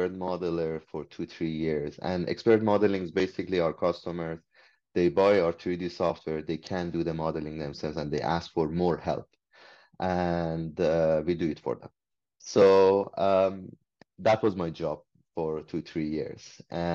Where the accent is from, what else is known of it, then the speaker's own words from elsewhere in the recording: Iran; English is a second language; moved away as an adult; now in Canada; when I came from Iran, I was a foreigner here. English was my second language